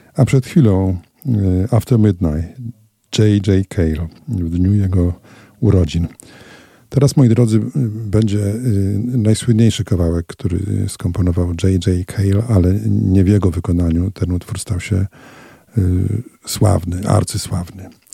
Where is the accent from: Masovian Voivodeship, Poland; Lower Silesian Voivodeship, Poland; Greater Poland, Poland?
Masovian Voivodeship, Poland; Radom; moved away as an adult; now in Olsztyn, Poland; Ja pochodzę z Radomia